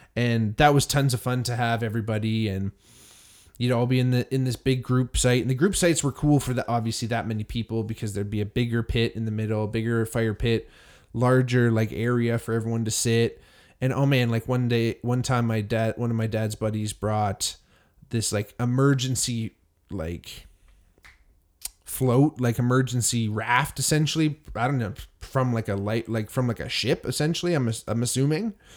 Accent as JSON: {"language": "English", "town": "Hamilton", "region": "Ontario", "country": "Canada", "tie": "born or raised there", "said": "growing up in Hamilton, Ontario"}